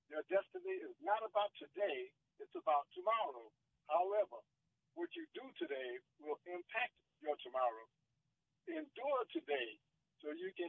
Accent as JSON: {"language": "English", "town": "Boston", "region": "Massachusetts", "country": "United States", "tie": "born or raised there", "moved": "yes", "lives_now": "Upper Marlboro, United States", "said": "we grew up in Boston."}